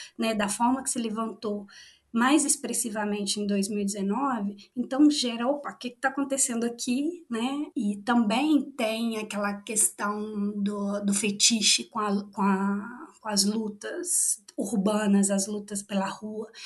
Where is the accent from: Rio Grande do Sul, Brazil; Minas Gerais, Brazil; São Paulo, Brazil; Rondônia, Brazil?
Minas Gerais, Brazil; interior of; moved away as an adult; also born or lived in Valparaíso, Chile; now in Chile; Eu sou do, do interior de Minas Gerais